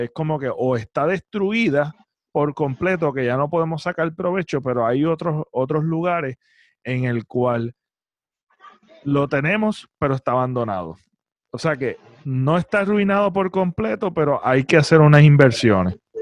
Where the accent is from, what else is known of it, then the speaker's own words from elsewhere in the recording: Puerto Rico; como ciudadanos puertorriqueños